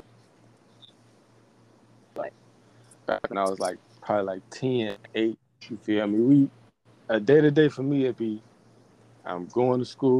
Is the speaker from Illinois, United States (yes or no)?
yes; Chicago, Illinois, United States; growing up in Chicago.